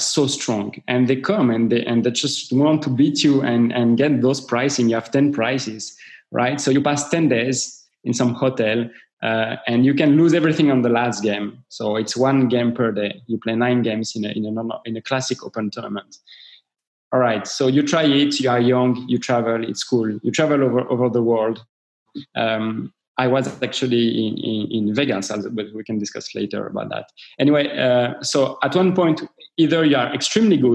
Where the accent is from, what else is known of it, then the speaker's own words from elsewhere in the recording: Paris, Île-de-France, France; I'm coming from Paris